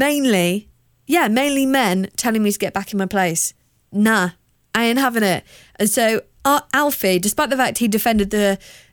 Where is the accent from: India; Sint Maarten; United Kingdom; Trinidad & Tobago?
United Kingdom; South of England; accent: hybrid of like Queen versus people that live in Kent; I'm from the South.